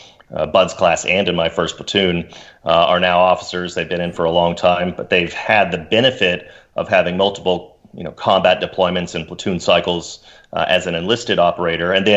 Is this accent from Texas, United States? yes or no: yes; Dallas, Texas, United States; I grew up in Dallas, Texas